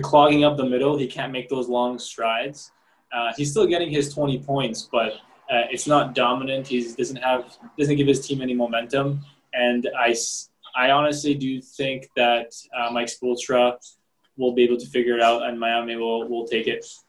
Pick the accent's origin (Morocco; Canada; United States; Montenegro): Montenegro; I'm from Montenegro.